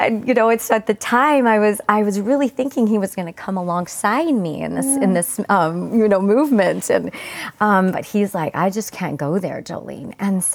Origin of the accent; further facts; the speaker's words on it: Mesa, Arizona, United States; also born or lived in Gilbert, Arizona; all our years growing up in Mesa and Gilbert, Arizona, we had never met a Christian in our lives.